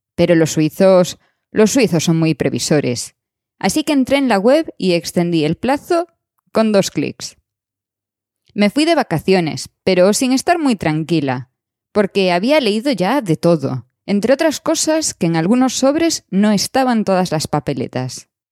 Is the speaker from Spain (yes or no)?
yes; Spain; moved away; España es una parte de nosotros